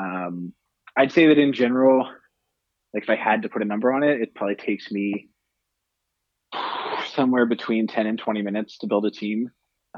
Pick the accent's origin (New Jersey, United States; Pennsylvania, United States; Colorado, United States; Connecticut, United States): Pennsylvania, United States; Philadelphia; also born or lived in Los Angeles / Miami; now in San Francisco, United States; I'm in San Francisco now. Over the last couple of years, I've lived in L.A., I've lived in Miami, but I grew up in Philadelphia